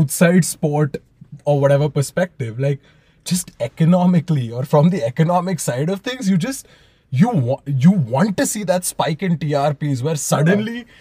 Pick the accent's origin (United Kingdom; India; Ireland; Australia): India; growing up in India